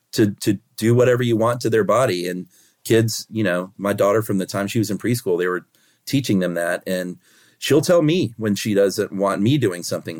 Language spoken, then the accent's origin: English; United States; as an American